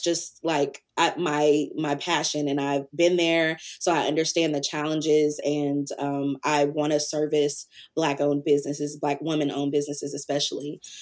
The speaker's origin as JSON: {"language": "English", "town": "Antioch", "region": "Tennessee", "country": "United States", "tie": "born or raised there", "said": "I am from originally Antioch, Tennessee, which is a small city outside of Nashville"}